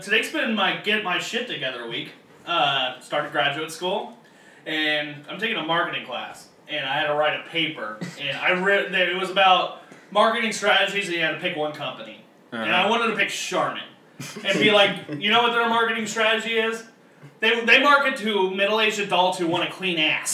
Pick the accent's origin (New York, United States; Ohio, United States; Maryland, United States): Ohio, United States; if I'm from Ohio, I'm not very local to Gatlinburg